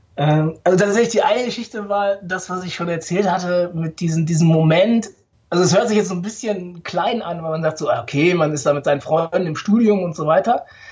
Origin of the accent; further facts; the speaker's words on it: Ruhr area, North Rhine-Westphalia, Germany; ich bin im Ruhrgebiet geboren, äh, tatsächlich, also auf Kohle geboren